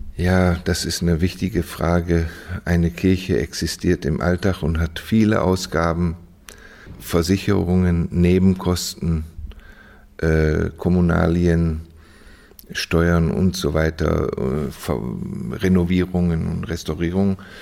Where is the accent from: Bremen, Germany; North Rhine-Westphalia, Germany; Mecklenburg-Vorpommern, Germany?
North Rhine-Westphalia, Germany; Düsseldorf; also born or lived in Osnabrück; now in Vienna, Austria; ich bin aufgewachsen in Düsseldorf, geboren in Osnabrück in Düsseldorf